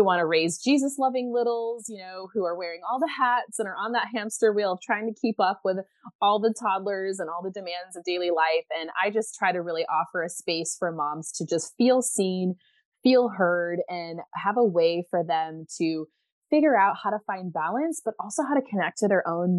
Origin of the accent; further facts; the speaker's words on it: United States; moved away as an adult; now in Belgium; So even though you'll be able to tell I'm not from where I actually live, I am an American mama currently living in Belgium. So yeah, ik spreek een beetje Nederlands, which means I can speak a little Dutch